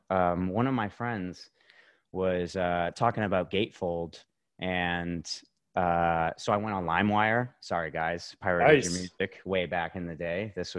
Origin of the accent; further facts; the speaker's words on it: Arizona, United States; I am from Arizona, a.k.a. the surface of the sun.